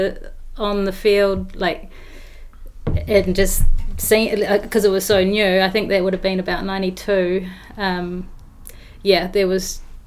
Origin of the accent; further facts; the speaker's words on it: Auckland, New Zealand; moved away; also born or lived in Wanaka; I grew up in Auckland on the North Shore